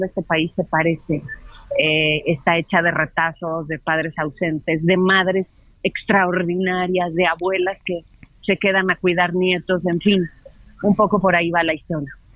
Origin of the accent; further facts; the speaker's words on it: Mexico City, Mexico; Yo crecí, bueno, nací en el Estado de México, crecí en Santa María la Ribera, en Clavería